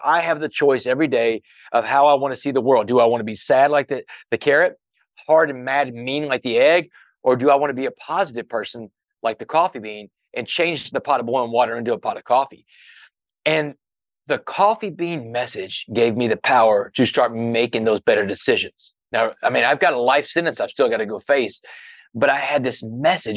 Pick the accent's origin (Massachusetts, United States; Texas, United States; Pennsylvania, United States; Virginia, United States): Texas, United States; Port Arthur; when I was a kid growing up in Port Arthur